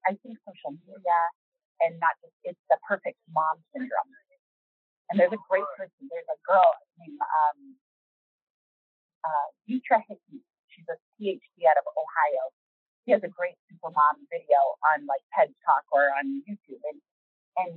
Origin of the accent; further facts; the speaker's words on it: Canada; moved away; I'm Canadian